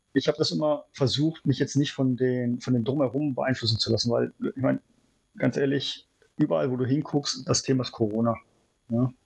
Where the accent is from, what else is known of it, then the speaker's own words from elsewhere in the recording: Germany; moved away as an adult; now in Shanghai, China; Vor allem als Deutscher